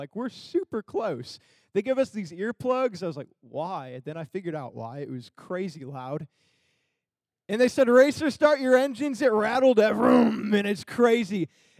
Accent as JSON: {"language": "English", "region": "Michigan", "country": "United States", "moved": "yes", "said": "I'm from Michigan."}